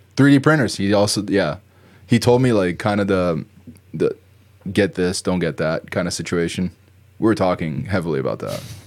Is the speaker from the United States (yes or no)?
yes; New Jersey, United States; moved away; where I grew up in Jersey.